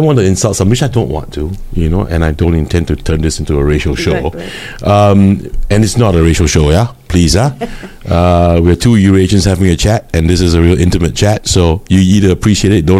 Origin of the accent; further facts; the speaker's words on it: Singapore; I am proudly Singaporean.